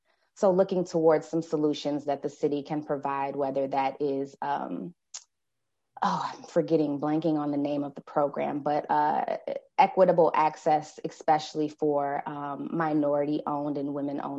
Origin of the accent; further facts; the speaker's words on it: Madison, Wisconsin, United States; I am from Madison, born and raised. I have lived primarily on the east side my entire life. Grew up in neighboring District 3 of Madison, and now live in District 16 with myself and two children.